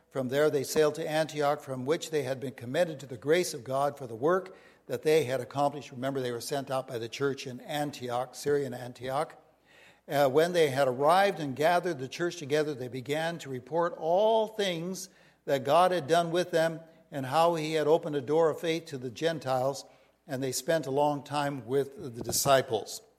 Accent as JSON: {"language": "English", "country": "India", "tie": "born or raised there", "lives_now": "United States", "said": "Even though I grew up in India and was from India, this was our home base on the west of Washington."}